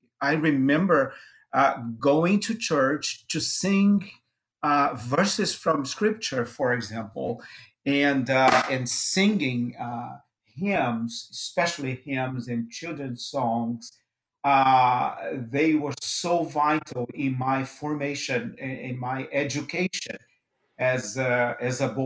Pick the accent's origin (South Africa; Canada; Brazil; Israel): Brazil; now in Jackson, United States; I was born in Brazil and was raised in a Christian home.